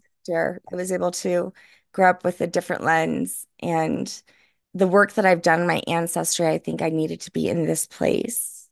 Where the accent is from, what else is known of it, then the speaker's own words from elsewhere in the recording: New Orleans, Louisiana, United States; moved away; I'm from New Orleans